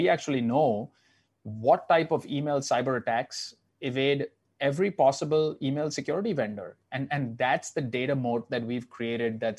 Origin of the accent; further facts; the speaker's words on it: Mumbai, Maharashtra, India; now in New York, United States; So I grew up in Mumbai, 20 million people.